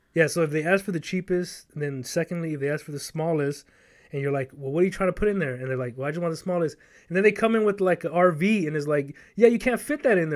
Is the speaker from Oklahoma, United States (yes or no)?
no; Los Angeles, California, United States; moved away; I was born and raised in South Central L